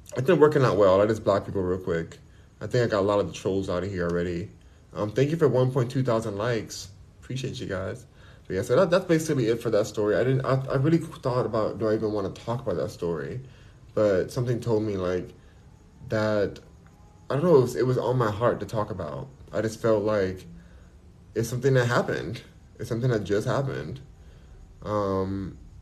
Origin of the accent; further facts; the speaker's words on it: Los Angeles, California, United States; I'm from Los Angeles, I'm from here, born and raised